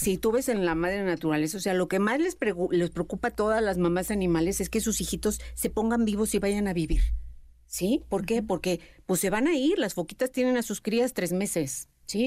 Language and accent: Spanish; Mexico; nosotros somos mexicanos